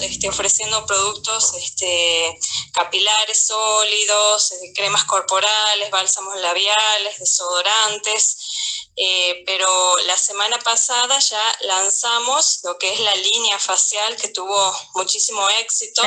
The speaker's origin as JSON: {"language": "Spanish", "region": "Tucumán", "country": "Argentina", "said": "soy de Tucumán"}